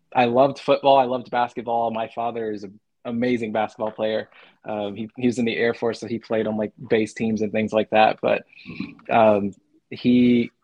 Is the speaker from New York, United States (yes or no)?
no; Arizona, United States; now in Huntsville, United States; I grew up, growing up in Arizona, mountain time